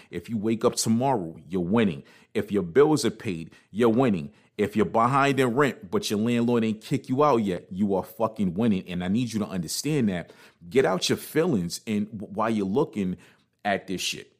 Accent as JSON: {"language": "English", "town": "New York City", "region": "New York", "country": "United States", "also_born_or_lived": "New Jersey", "said": "I'm from Brooklyn"}